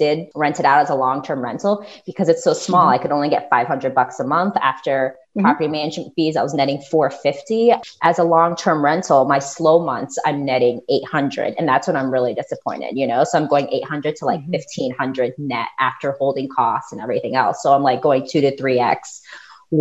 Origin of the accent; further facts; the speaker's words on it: Florida, United States; I grew up in Florida